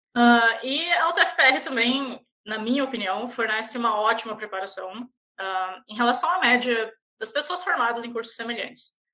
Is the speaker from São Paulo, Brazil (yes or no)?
no; Paranaguá, Paraná, Brazil; accent: manezinha; moved away as an adult; also born or lived in Florianópolis / Curitiba; now in Canada; quando eu era criança, eu mudei para Paranaguá e eu cresci em Paranaguá